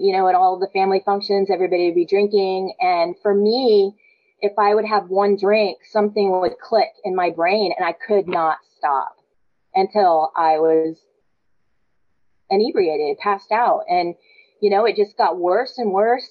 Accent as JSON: {"language": "English", "town": "San Antonio", "region": "Texas", "country": "United States", "said": "I'm the youngest of 12 kids. I'm from San Antonio, big Catholic family"}